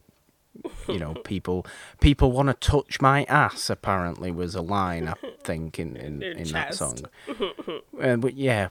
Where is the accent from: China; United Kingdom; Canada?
United Kingdom; I'm British